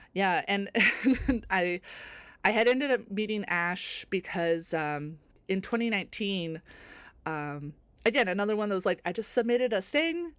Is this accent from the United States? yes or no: no; North Bay, Ontario, Canada; also born or lived in Toronto; I grew up in North Bay, Ontario